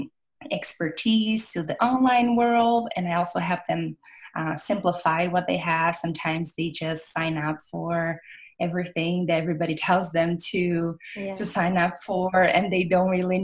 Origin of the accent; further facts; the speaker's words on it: Brazil; English is a second language; moved away as an adult; now in California, United States; I'm from Brazil. I came to California.